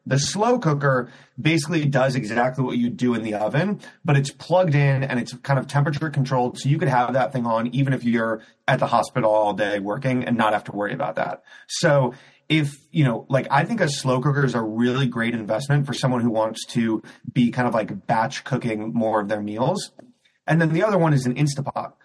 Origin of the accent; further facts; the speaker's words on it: Cleveland, Ohio, United States; moved away as an adult; also born or lived in New York City; I grew up in Cleveland, Ohio.